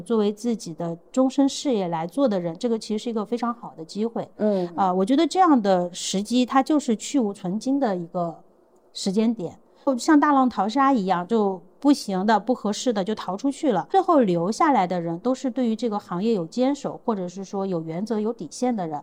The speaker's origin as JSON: {"language": "Chinese", "region": "Sichuan", "country": "China", "said": "因为我来自于四川嘛"}